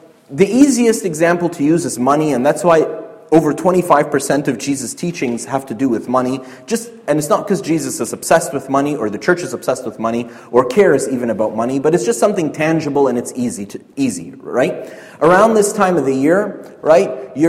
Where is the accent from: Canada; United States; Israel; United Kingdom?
Canada; We're Canadian